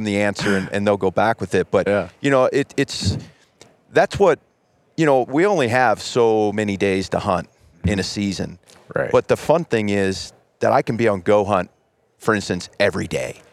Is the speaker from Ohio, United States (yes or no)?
yes; Ohio, United States; I grew up in Ohio